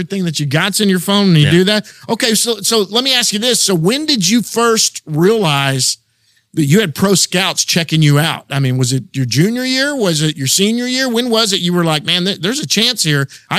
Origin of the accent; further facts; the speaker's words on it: Texas, United States; I'm a Texan.